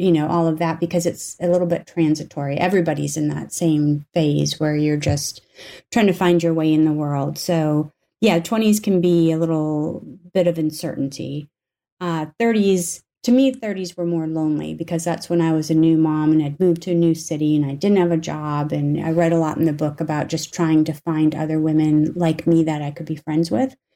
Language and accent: English; North Dakota, United States; moved away; I grew up in North Dakota for the most part